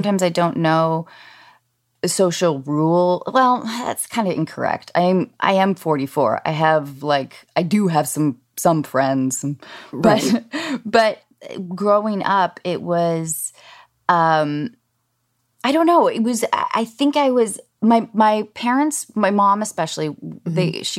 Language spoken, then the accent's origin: English; Washington, United States; I grew up in Washington State, and we mm-hmm. went hiking every weekend